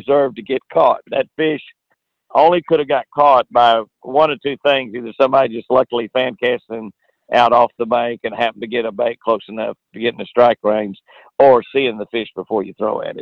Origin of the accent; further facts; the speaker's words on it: Lake Tenkiller, Oklahoma, United States; we have here in Oklahoma. You know, I grew up on Lake Tenkiller